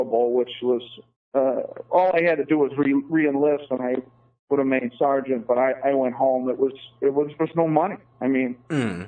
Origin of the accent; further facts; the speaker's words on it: United States; as an American